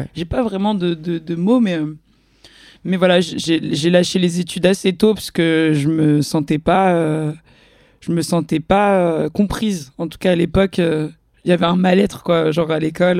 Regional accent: Magny-en-Vexin, Île-de-France, France; moved away; j'ai grandi une partie de mon enfance à Magnan-Vexin, la campagne perdue. Euh, c'est où C'est dans le 95, dans le Vexin

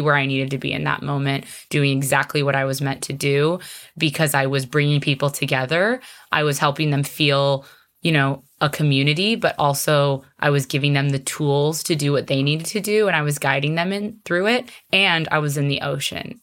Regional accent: Arizona, United States; moved away as an adult; now in Hawaii, United States; I'm actually originally from Arizona, which is a landlocked state

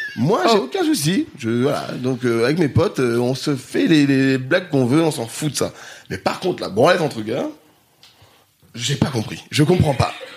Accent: Grenoble, Auvergne-Rhône-Alpes, France; now in Paris, France; j'ai grandi à Grenoble

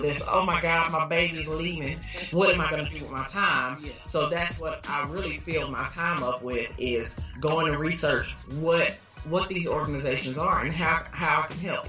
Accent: Dallas, Texas, United States; I grew up in Pleasant Grove, so I've lived in Dallas all my life

